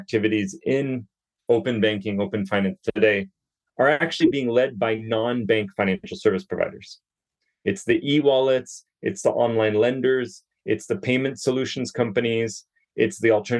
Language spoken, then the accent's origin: English; Joshua Tree, California, United States; moved away as an adult; also born or lived in Malaysia / Indonesia / Singapore / Manila; I grew up in California, actually in Joshua Tree, for those who have visited kind of the funky areas of California. And I've been in Southeast Asia now, kind of hopping between Malaysia, Indonesia, Singapore, and Manila for about 8 years